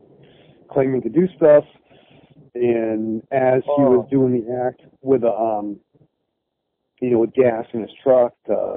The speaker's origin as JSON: {"language": "English", "region": "New England", "country": "United States", "said": "Once again, I'm New England."}